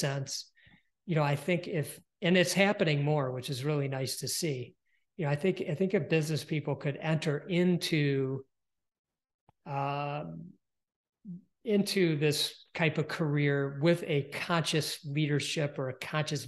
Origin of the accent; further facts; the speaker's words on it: Detroit, Michigan, United States; I'm from Detroit, Michigan, and it's auto